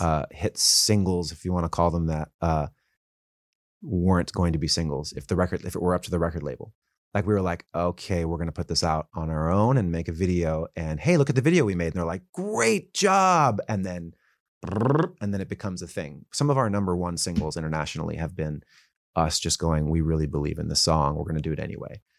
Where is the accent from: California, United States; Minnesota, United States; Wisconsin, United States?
California, United States; Calabasas; also born or lived in Woodland Hills, California; I grew up in Woodland Hills, and then my family moved to Calabasas